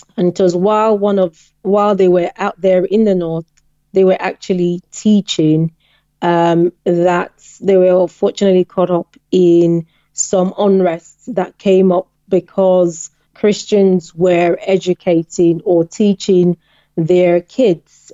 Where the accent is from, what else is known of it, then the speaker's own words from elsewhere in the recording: Western Nigeria, Nigeria; moved away; also born or lived in China; I grew up in the western part um, of the countries, which was relatively peaceful and safe.